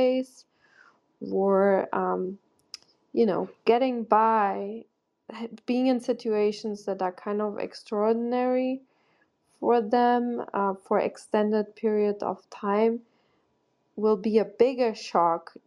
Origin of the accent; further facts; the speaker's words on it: Germany; now in United States; I grew up in Germany, quite industrialized